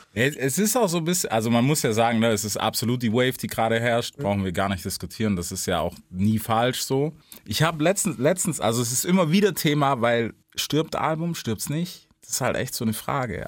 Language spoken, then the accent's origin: German; Memphis, Tennessee, United States; moved away; bei uns, also Memphis, wo ich her bin, ist relativ klein